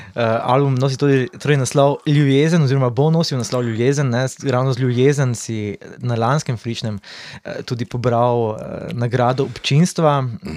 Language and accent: Slovenian; Slovenia; smo Slovenci malo zaostanku